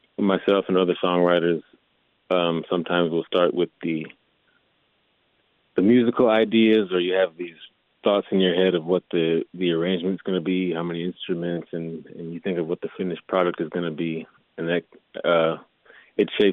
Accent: Milwaukee, Wisconsin, United States; moved away as an adult; also born or lived in Texas; Definitely Wisconsin. I spent pretty much my entire life in Milwaukee. I was born in Texas, and I spent the last couple of years there.

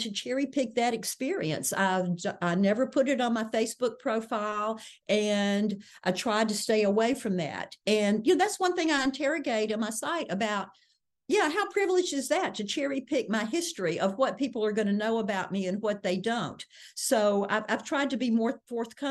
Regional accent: Mississippi, United States; as a Southerner and certainly as a Mississippian

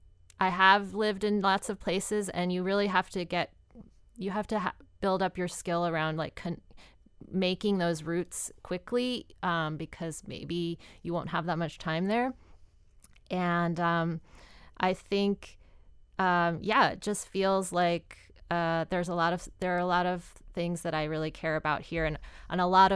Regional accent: Virginia Beach, Virginia, United States; now in Chicago, United States; I love living near the ocean. I grew up in Virginia Beach, Virginia, so I'm kind of, and I'm just like, I love the water.

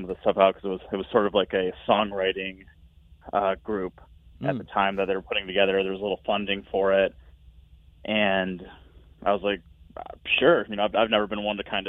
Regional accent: Rockford, Illinois, United States; we're both from Rockford

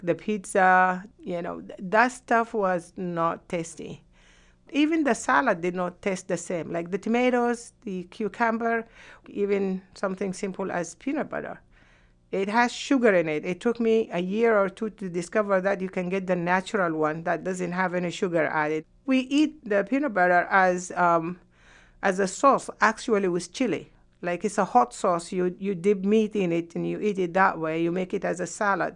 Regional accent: Sudan; moved away as an adult; also born or lived in Yemen; now in United States; I could not go back to Sudan because I was blacklisted

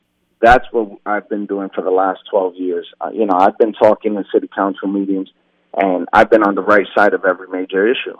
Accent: Allentown, Pennsylvania, United States; also born or lived in New York; I was born in New York, but I was raised in Allentown. I've been here since I was 2 years old.

